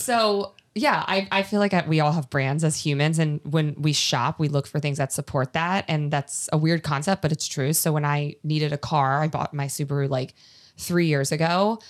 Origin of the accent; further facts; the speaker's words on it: East Coast, United States; moved away as an adult; now in California, United States; I'm from East Coast, when I moved to California